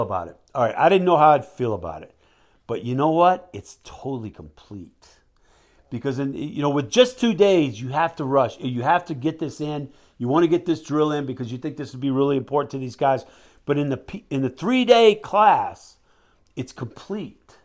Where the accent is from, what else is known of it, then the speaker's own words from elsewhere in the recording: United States; also born or lived in Mississippi / Louisiana; now in Alaska, United States; I came from Alaska, man, and, and I grew up in Mississippi, Louisiana, but I'm down from Alaska